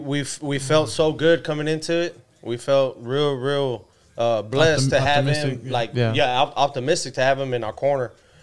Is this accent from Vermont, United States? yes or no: no; Texas, United States; Mexicanos, man, we're from Texas, man.